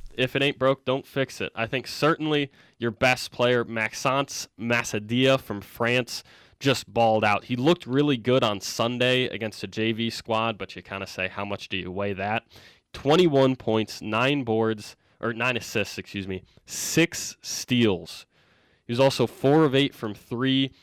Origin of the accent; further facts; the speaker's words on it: Michigan, United States; I'm from Michigan